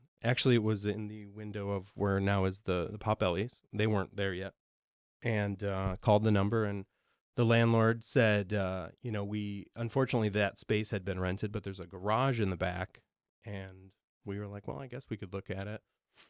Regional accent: Roscoe, Illinois, United States; We grew up in Roscoe, Illinois, which is near Rockford.

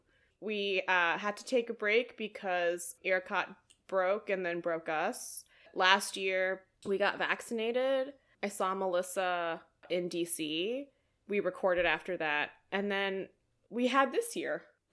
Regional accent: India; As an Indian, as an extrovert, as a task-oriented person, and as somebody who just really enjoys being helpful, I came alive that day.

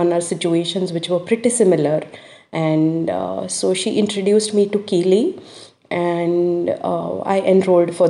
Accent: India; now in Australia; I am from India, wherein the cultural thing, the dominance and male-oriented society

